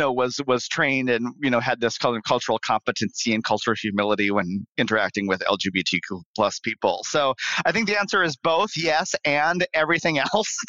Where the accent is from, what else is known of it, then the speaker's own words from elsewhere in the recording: Bismarck, North Dakota, United States; moved away; I'm from Bismarck, North Dakota. Originally